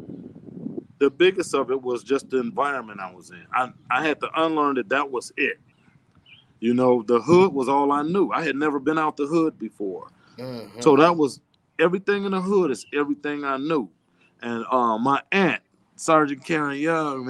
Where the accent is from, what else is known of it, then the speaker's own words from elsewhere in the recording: Chicago, Illinois, United States; we grew up in Ida B. Wells in Chicago